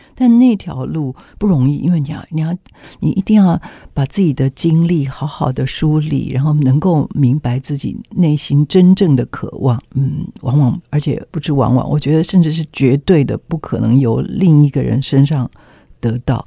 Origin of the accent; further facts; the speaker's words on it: Taiwan; 我们台湾人